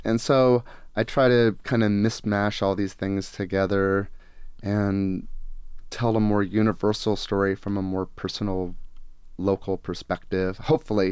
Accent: Gresham, Oregon, United States; also born or lived in Portland, Oregon; I was born here in this area and I grew up on Gresham and, you know, I've only lived in Portland other than

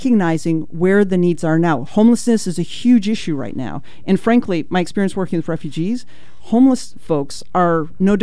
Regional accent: Ashland, Oregon, United States; down in Ashland, which is actually my hometown, down in Ashland

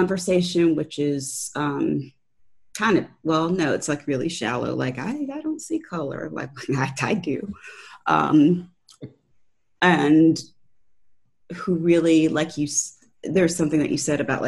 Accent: Valdosta, Georgia, United States; moved away as an adult; also born or lived in Tampa Bay area, Florida / Baltimore / Washington DC area; now in Tallahassee, United States; I grew up in a town called Valdosta, Georgia

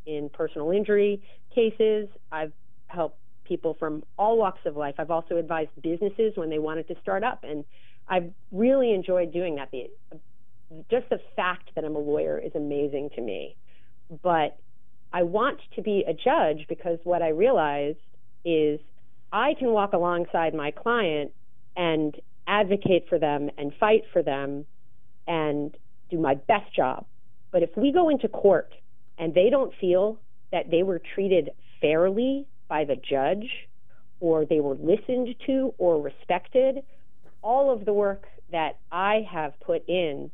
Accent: New York, United States; now in Portland, United States; I grew up in New York

